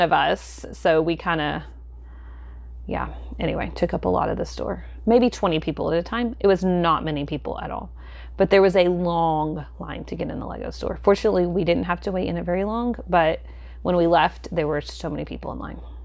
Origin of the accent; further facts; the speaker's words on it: the South, United States; we live in the South, I feel like when you say tea, most people think of iced tea here